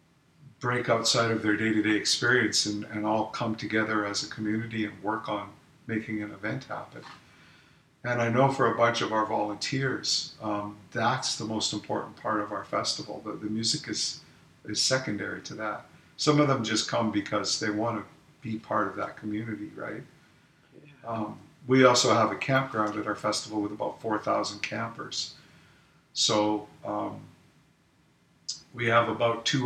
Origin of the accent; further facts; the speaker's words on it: Alberta, Canada; also born or lived in Manitoba / British Columbia; now in Vancouver Island, Canada; growing up in Alberta, in Canada